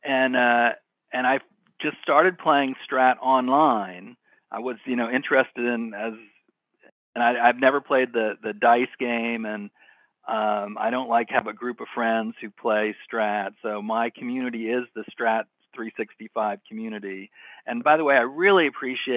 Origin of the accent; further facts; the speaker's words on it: Cincinnati, Ohio, United States; I grew up in Cincinnati and used to go to the Riverfront Stadium